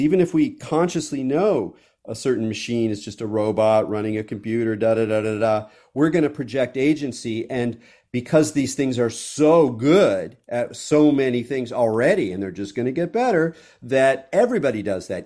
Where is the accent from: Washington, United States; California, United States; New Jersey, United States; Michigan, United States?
California, United States; I'm a Californian